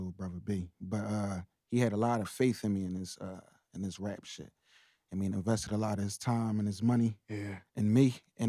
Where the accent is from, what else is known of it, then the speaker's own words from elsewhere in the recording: Philadelphia, Pennsylvania, United States; now my generation, we grew up in North.